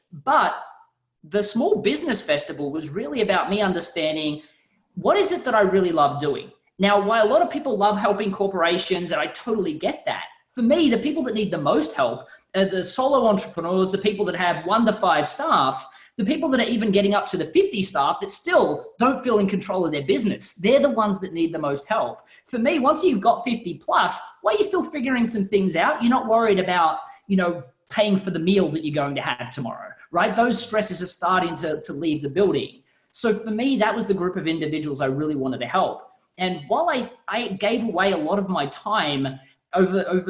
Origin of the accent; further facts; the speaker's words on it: Australia; you can tell by the accent, I'm not quite from the United States. And in Australia